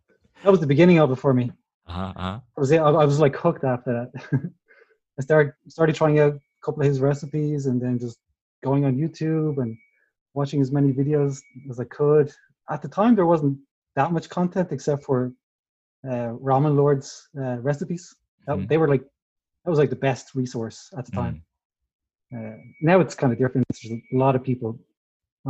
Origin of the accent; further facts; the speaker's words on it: Dublin, Leinster, Ireland; moved away as an adult; now in Ålesund, Norway; I'm actually originally from Dublin.